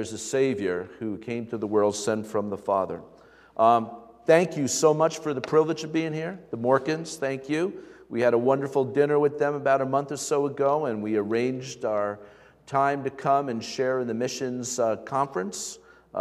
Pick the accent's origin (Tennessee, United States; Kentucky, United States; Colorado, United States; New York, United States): New York, United States; Stony Brook; I grew up in the Stony Brook area, went to Smithtown High School